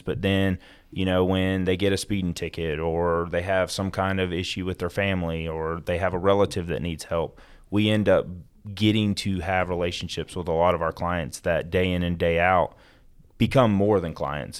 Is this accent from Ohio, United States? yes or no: no; Gwinnett County, Georgia, United States; also born or lived in Florida; I was born in Florida, moved up here while I was in, uh, elementary school to Georgia. Um, grew up in and around the Gwinnett County area